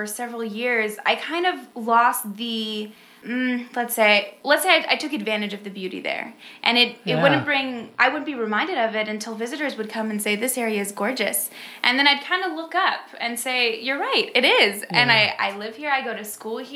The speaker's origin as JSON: {"language": "English", "town": "San Bernardino", "region": "California", "country": "United States", "tie": "born or raised there", "also_born_or_lived": "Napa Valley, California", "moved": "as an adult", "lives_now": "Tennessee, United States", "said": "I was born in Southern California area near Los Angeles"}